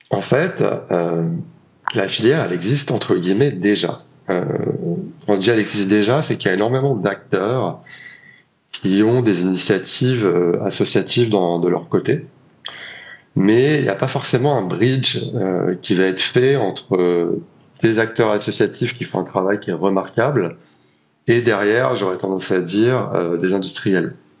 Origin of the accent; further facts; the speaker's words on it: La Rochelle, Nouvelle-Aquitaine, France; j'ai grandi au bord de l'océan, j'ai grandi à La Rochelle